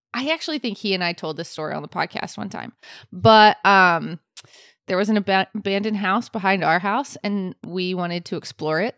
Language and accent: English; Florida, United States; I am from Florida